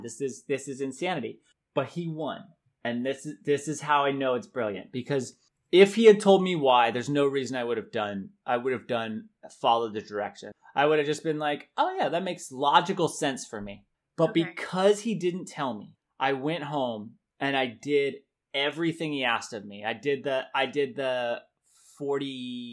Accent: Denver, Colorado, United States; We're Coloradoans. I was born in Denver.

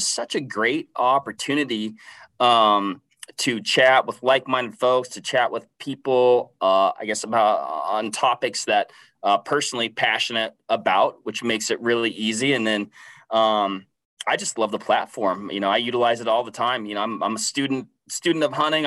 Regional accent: Washington, United States; born and raised Washington State. So I'm kind of from the West Coast side of things.

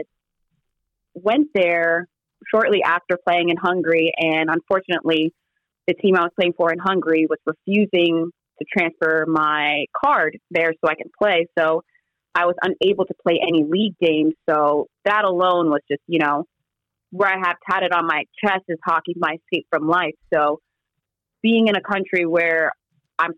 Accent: New York City, New York, United States; also born or lived in New Jersey / Norway; being a New Yorker, we speak very fast

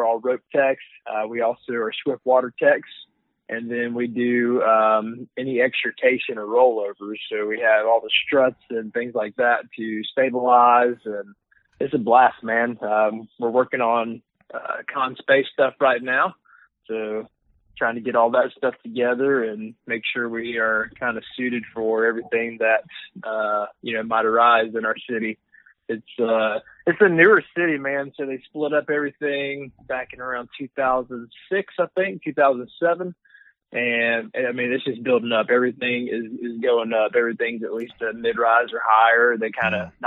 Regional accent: Georgia, United States; born and raised in Georgia, obviously you can tell with my accent. I kind of spent my whole life here.

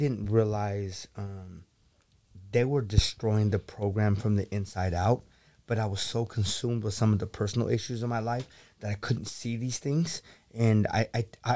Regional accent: the Bay Area / Silicon Valley, California, United States; moved away as an adult; now in Sacramento, United States; I'm from the Bay, working at Google and growing up in Silicon Valley

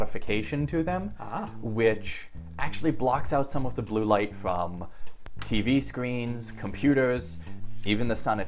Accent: Massachusetts, United States; also born or lived in Haifa, Israel; I actually grew up in Massachusetts

